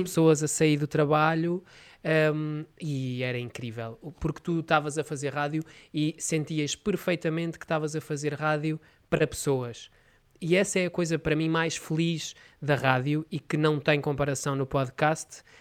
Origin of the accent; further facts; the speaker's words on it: Oliveira do Hospital, Coimbra District, Portugal; da minha terra, Oliveira do Hospital